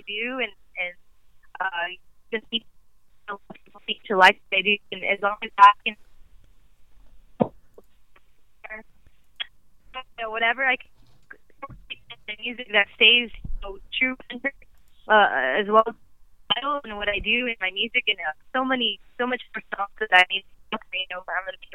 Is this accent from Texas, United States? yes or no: yes; Rio Grande Valley, Texas, United States; I'm from the Rio Grande Valley, which is the tip of Texas.